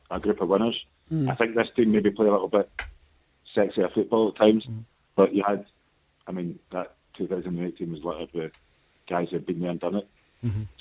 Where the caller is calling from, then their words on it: London, United Kingdom; I'm calling from London.